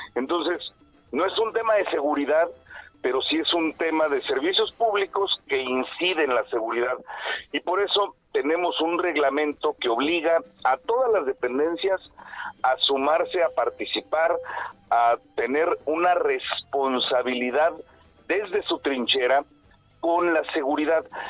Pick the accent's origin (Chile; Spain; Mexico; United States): Mexico; Querétaro; also born or lived in Mexico City; Yo soy queretano, nacido queretano